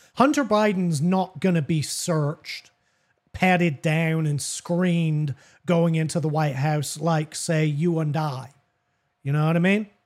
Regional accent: England, United Kingdom; also born or lived in the South (US); now in United States; That's from growing up in England. We say I reckon all the time

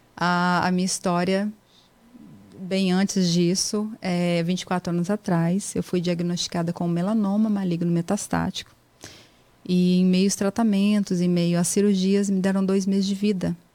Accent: Espírito Santo, Brazil; moved away as an adult; also born or lived in Serra, Brazil / Jaguaré, Brazil; now in United States; nasci no Espírito Santo, né? E ali eu morei até eu vir para cá. Então eu sou do Espírito Santo

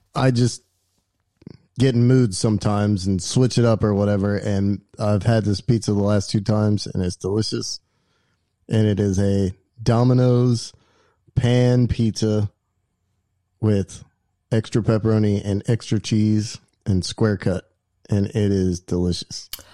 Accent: West Virginia, United States; I've known since I was a kid growing up in West Virginia

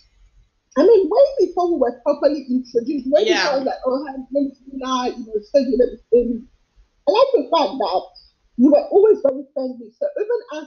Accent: Nigeria; I'm Nigerian

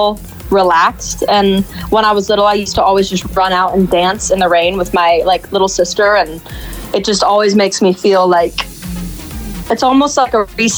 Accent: Arizona, United States; now in Los Angeles, United States; I'm originally from Arizona

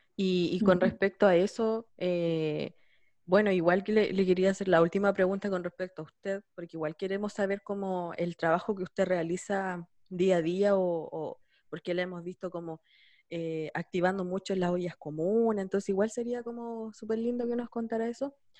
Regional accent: San Javier, Maule, Chile; yo soy de San Javier

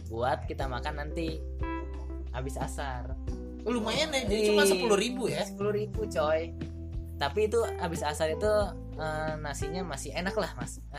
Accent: Bekasi, West Java, Indonesia; gue dari Bekasi bawa beras loh

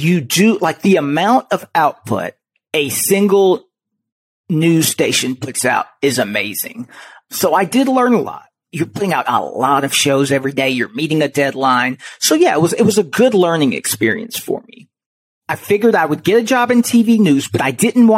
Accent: Chicago, Illinois, United States; moved away as an adult; also born or lived in Indianapolis, Indiana / Houston, Texas; I'm born and raised in Chicago

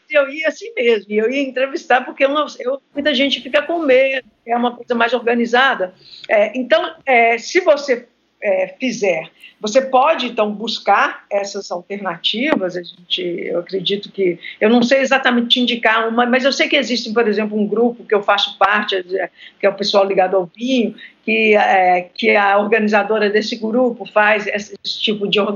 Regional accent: Minas Gerais, Brazil; moved away as an adult; now in Rio de Janeiro, Brazil; Eu moro atualmente no Rio, mas eu sou mineira

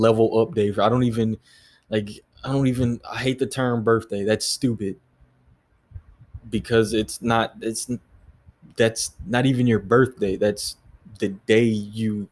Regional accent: San Diego, California, United States; now in Hawaii, United States; I am originally from San Diego. Yeah. So, Cali kid, right?

